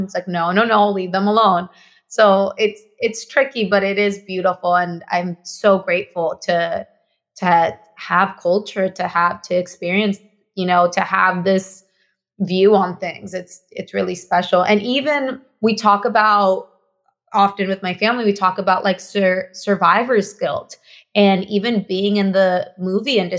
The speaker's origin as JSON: {"language": "English", "country": "Mexico", "tie": "born or raised there", "first_language": "Spanish", "second_language": "English", "moved": "yes", "lives_now": "Los Angeles, United States", "said": "Me, myself, I am Mexican. I grew up in Mexico. Spanish is my first language"}